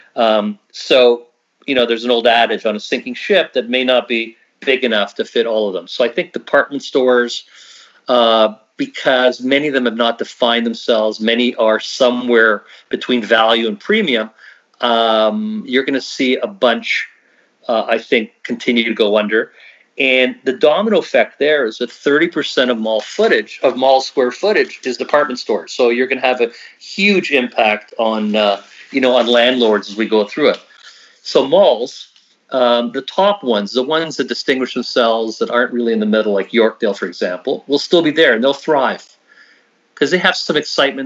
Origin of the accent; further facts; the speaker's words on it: Canada; we are so Canadian. I mean, we're just so Canadian